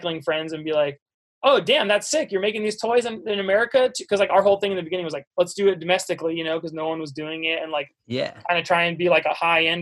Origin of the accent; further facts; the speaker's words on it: suburbs of Washington, D.C., Maryland, United States; moved away as an adult; I grew up in Maryland, like right outside Washington, D.C. So like suburbs of D.C.